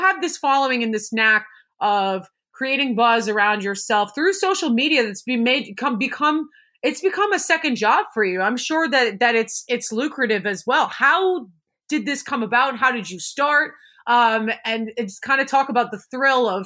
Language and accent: English; Boston, Massachusetts, United States; we grew up in Boston.